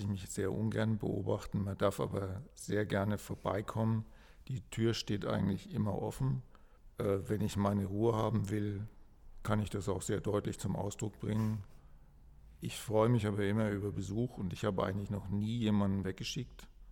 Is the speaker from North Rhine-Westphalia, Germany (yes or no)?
no; Kronach, Bavaria, Germany; also born or lived in Frankfurt; zurückzukommen nach Kronach, wo ich aufgewachsen bin und eigentlich in meinem Elternhaus zu leben